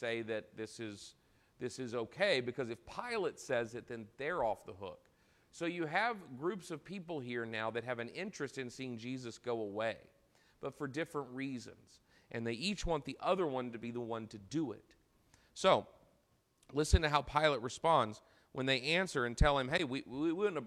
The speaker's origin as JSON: {"language": "English", "country": "United States"}